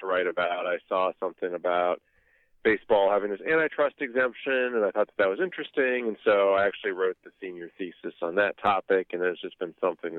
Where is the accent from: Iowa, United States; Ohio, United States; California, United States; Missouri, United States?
Ohio, United States; I'm from Ohio